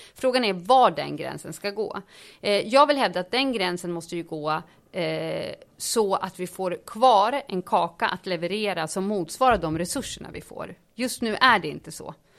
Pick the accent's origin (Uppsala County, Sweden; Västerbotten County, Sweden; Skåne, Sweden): Uppsala County, Sweden; Uppsala; also born or lived in Stockholm; I Uppsala gick jag i skolan och bodde med min mamma och sen var jag hos pappa på helgerna i Stockholm.